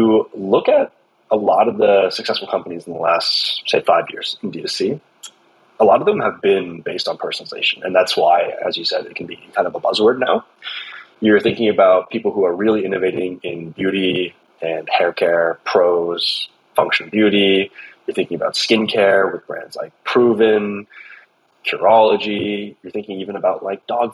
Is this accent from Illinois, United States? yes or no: no; Southern California, United States; We grew up in Southern California playing soccer together